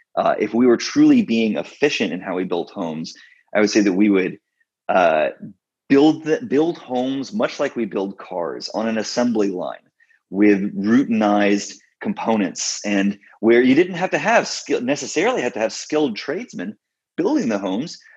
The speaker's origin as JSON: {"language": "English", "region": "Texas", "country": "United States", "tie": "born or raised there", "also_born_or_lived": "Scotland", "moved": "as an adult", "lives_now": "Washington, D.C., United States", "said": "I'm from Texas originally. I grew up in the suburbs."}